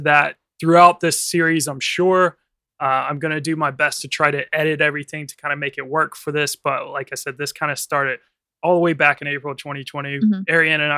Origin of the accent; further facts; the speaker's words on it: United States; now in London, United Kingdom; I'm originally from the United States of America